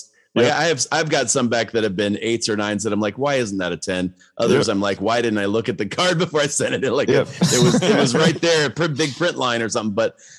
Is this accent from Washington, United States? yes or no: no; Akron, Ohio, United States; I'm from Akron.